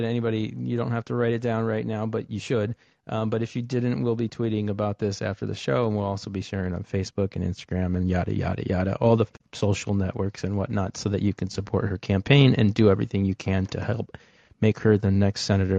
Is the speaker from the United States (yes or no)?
yes; Ohio, United States; You got this fellow Midwesterner fired up, Abby. And so I was born and raised in Ohio.